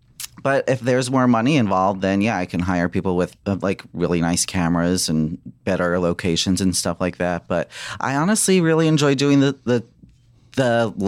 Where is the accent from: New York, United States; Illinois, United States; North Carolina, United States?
New York, United States; now in California, United States; Long Island.